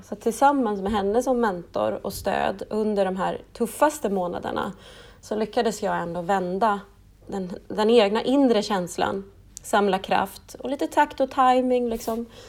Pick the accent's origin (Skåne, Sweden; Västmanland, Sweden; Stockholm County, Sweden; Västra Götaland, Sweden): Stockholm County, Sweden; Stockholm; moved away as an adult; also born or lived in Piteå / Luleå; now in Norrbotten, Sweden; jag är ju ursprungligen från Stockholm och flyttade till eh, Luleå, eh, Piteå faktiskt först för att studera radiojournalistik på LTU för 11